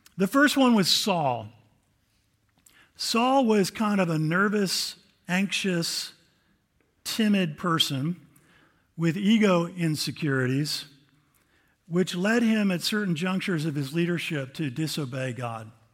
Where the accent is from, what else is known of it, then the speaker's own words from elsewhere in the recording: United States; I'm an American